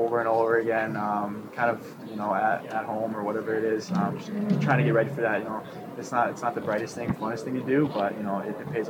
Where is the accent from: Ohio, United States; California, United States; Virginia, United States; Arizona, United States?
Arizona, United States; growing up in Arizona, that's where I kind of started hockey